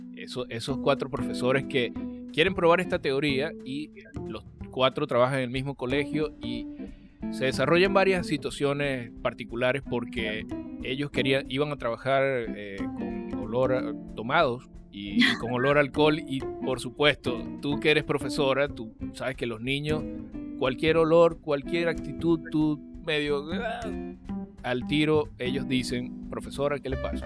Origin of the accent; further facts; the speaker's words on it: Venezuela; now in Chile; en mi país